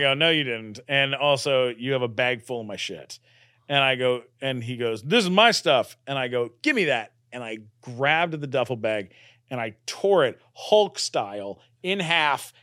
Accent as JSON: {"language": "English", "country": "Canada", "moved": "yes", "lives_now": "United States", "said": "I'm a Canadian citizen"}